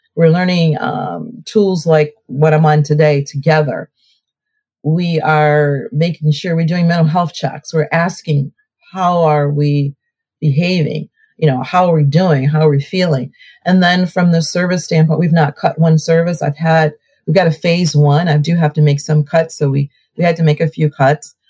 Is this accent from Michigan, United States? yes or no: no; Cleveland, Ohio, United States; accent: Southern; also born or lived in Selma, Alabama; now in Maple Heights, United States; I moved to, to the North, Ohio, as a two year old